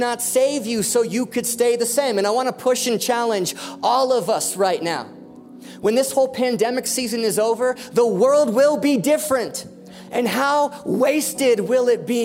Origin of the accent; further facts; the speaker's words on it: United States; I'm an American